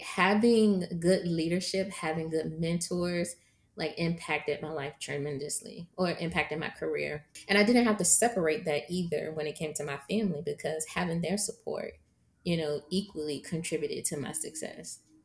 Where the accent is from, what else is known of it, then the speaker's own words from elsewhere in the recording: Virginia, United States; I am from Virginia